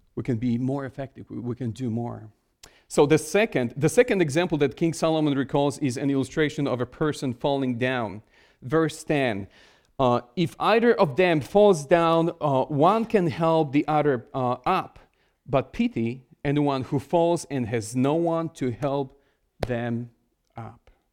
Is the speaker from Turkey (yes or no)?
no; Poland; English is a second language; moved away as an adult; now in Connecticut, United States; I was born in Poland, spent most of my life in Poland, and I started learn-, learning English when I was, uh, in my late twenties.